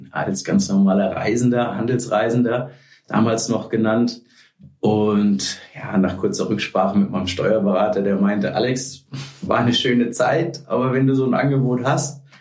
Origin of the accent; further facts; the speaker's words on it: Frankfurt, Hesse, Germany; Bin halber Holländer, habe lange am Strand gelebt, ähm, aber zu Hause war immer Frankfurt.